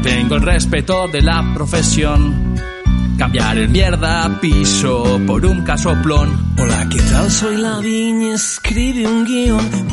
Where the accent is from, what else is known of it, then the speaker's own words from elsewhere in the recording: Spain; somos españoles